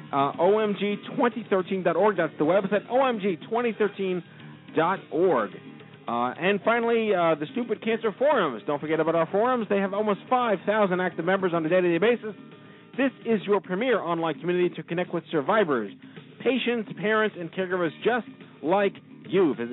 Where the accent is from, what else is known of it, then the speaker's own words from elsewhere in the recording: New York, United States; I'm from New York.